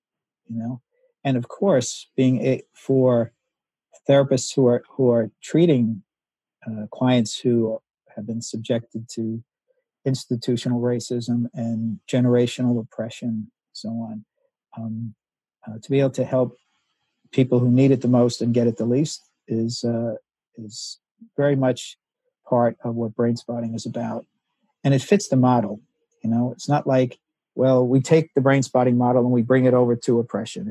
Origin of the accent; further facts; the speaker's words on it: United States; I grew up in the United States in the 50s and 60s